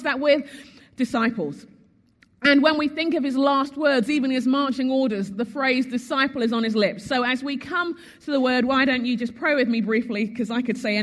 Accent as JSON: {"language": "English", "country": "United Kingdom", "also_born_or_lived": "Sheffield, England", "moved": "as an adult", "lives_now": "United States", "said": "as a Brit"}